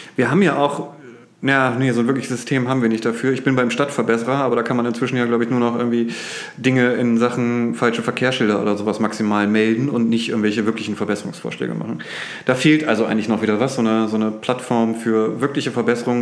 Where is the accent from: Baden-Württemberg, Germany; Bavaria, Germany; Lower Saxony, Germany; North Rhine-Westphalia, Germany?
Lower Saxony, Germany; Oldenburg; als Oldenburger